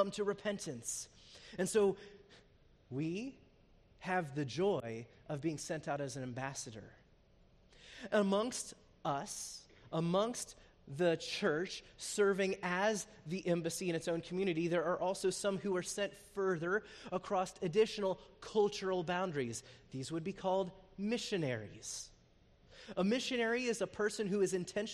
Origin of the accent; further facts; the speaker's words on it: United States; moved away as an adult; also born or lived in Zambia; As Americans living overseas